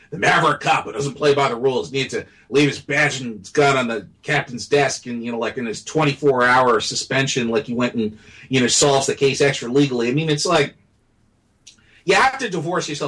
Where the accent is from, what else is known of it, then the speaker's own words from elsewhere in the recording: United States; as an American